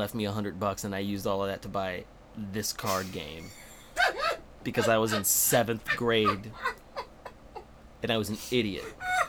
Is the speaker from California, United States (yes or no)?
no; Las Vegas, Nevada, United States; I grew up in Vegas, so it was hot.